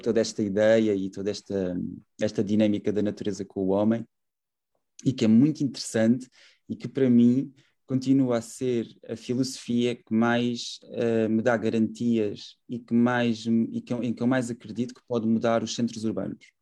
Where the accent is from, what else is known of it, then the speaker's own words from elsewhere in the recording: Setúbal, Portugal; also born or lived in Coimbra; eu nasci em Setúbal, tenho 30 anos